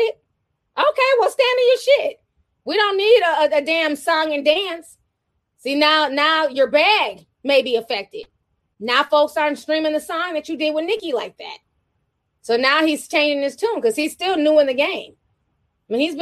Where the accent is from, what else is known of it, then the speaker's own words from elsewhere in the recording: Midwest, United States; I grew up in the Midwest